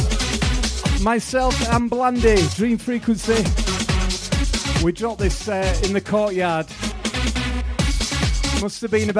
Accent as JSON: {"language": "English", "town": "Leeds", "region": "Yorkshire and the Humber", "country": "United Kingdom", "tie": "born or raised there", "accent": "Yorkshire", "said": "I am proud to be Yorkshire. I've lived here all my life"}